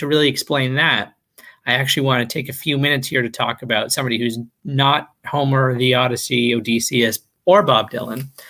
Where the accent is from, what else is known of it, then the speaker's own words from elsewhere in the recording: Canada; I'm Canadian